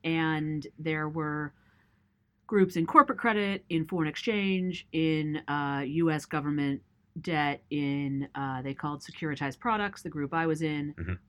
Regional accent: Los Angeles, California, United States; So I grew up in West Los Angeles.

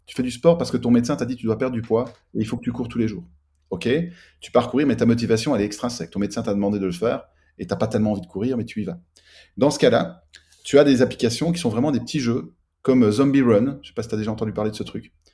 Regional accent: Belgium; also born or lived in Liège / south of France; je vis à cheval entre le sud de la France et la Belgique, puisque je suis belge et que mes sociétés sont en Belgique

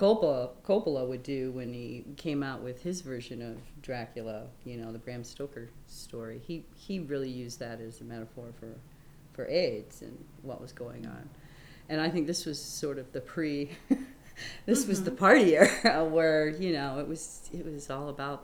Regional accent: Moline, Illinois, United States; moved away as an adult; now in Chicago, United States; I actually grew up in the Quad Cities, Moline and Rock Island, Davenport and Bettendorf. It's right on the Mississippi River. And I grew up in Moline.

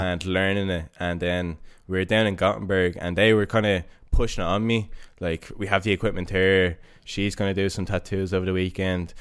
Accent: Dublin, Leinster, Ireland; moved away as an adult; now in Stockholm, Sweden; I grew up in Coolock and went to Chanel

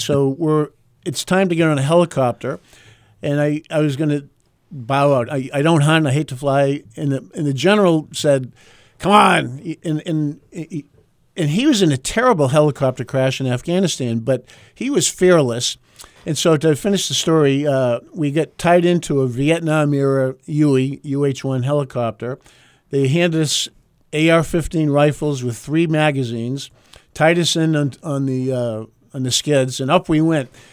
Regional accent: Groveton, New Hampshire, United States; I'm from Groveton up north

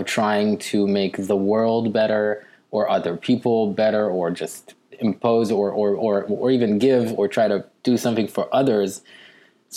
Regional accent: Israel; growing up in Israel

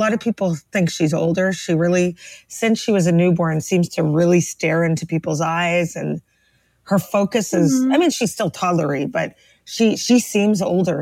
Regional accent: Toronto, Ontario, Canada; now in Brooklyn, United States; We are both from Toronto, Canada originally, but we both live in the tri-state area for some reason. So I live in Brooklyn, New York

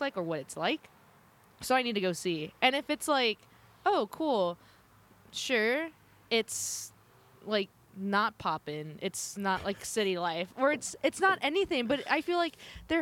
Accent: Southern California, United States; moved away; I grew up in Southern California

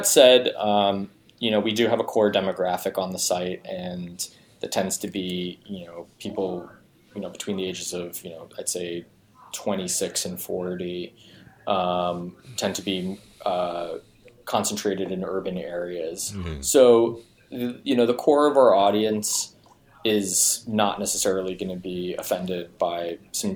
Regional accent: New York, United States; I was surrounded by a lot of Spanish just in general growing up in New York

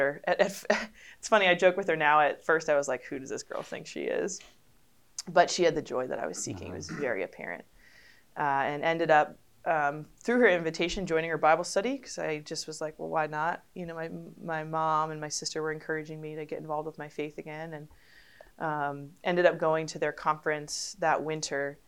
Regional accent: Connecticut, United States; I grew up in Connecticut

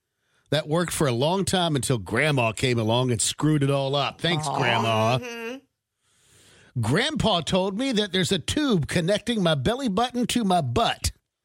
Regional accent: West Coast, United States; I grew up on the West Coast, like Brooke did

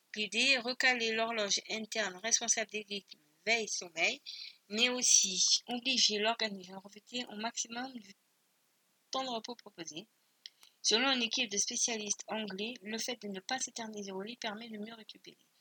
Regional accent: Spain; je suis espagnole

